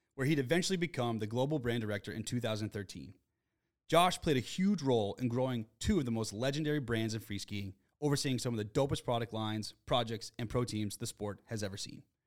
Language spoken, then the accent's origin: English; Springfield, Massachusetts, United States; I grew up in Western Massachusetts in Springfield